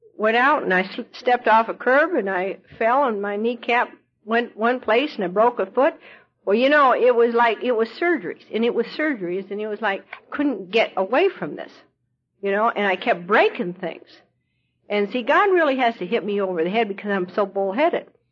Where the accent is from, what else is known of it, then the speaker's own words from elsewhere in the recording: Montana, United States; also born or lived in Idaho / Colorado; now in Louisville, United States; I was born in Idaho and I was raised in Montana. Lived on a cattle ranch and, and rode my horse to school when I was a kid.